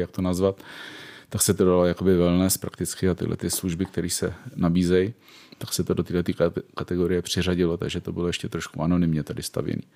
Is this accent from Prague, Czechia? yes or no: yes; Prague, Czechia; jsem z Prahy, ženatý, dvě děti a je mi přes pade